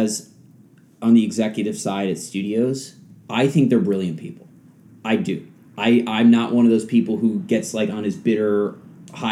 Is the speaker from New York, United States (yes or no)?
yes; the New York area, United States; moved away as an adult; now in Los Angeles, United States; I grew up in the New York area.